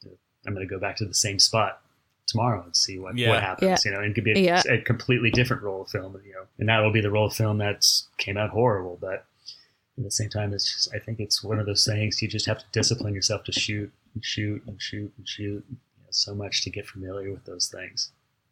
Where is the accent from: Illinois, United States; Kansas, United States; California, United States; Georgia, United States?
California, United States; Pasadena; being born and raised in Pasadena